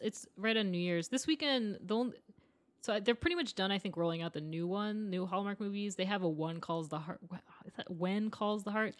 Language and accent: English; Maine, United States; now in Los Angeles, United States; I'm from Maine.